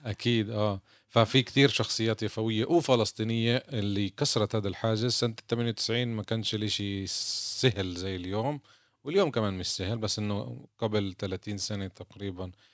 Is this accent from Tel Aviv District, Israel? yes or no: yes; Jaffa, Tel Aviv District, Israel; مدرستنا أنا وياك مدرسة ترسانتا يافا